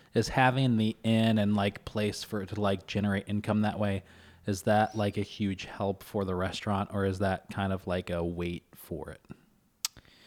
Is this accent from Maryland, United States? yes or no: no; Kentucky, United States; now in Syracuse, United States; I was born and raised in Kentucky